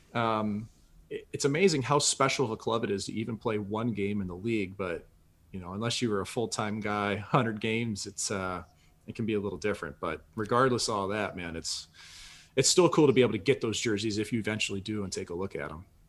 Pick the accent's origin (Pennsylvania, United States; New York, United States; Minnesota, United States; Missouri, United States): Missouri, United States; St. Louis; I was from Saint Louis. Nobody from our city had ever played in the N H L when I was a kid